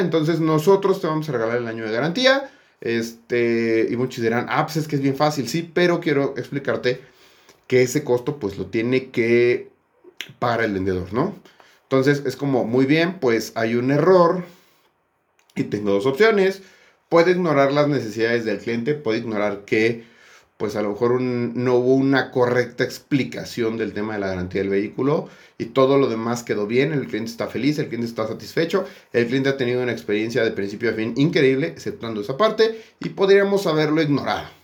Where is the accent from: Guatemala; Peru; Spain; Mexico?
Mexico